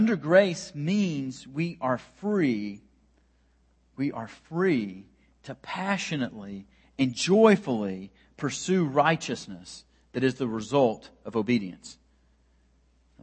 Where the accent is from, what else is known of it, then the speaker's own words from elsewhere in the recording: United States; as an American man who is very steeped in American culture and brought up in the American culture